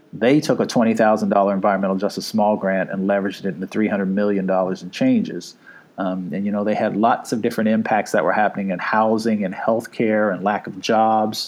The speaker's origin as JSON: {"language": "English", "region": "Appalachia", "country": "United States", "said": "I come from Appalachia."}